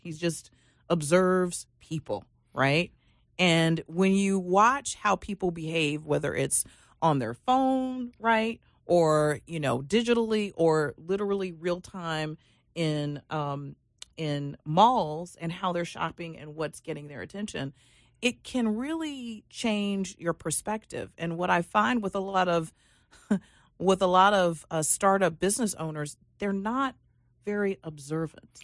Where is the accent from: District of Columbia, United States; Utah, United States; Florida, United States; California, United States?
District of Columbia, United States; Washington; moved away; also born or lived in Reston, Virginia; I come from the Washington, D C area